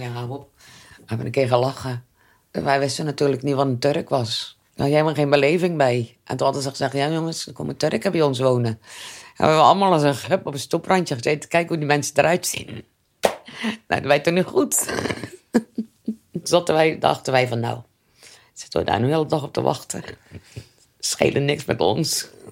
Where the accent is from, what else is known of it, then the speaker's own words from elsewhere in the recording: Netherlands; En ik ben opgegroeid in de Gouverneurstraat vanaf mijn vijfde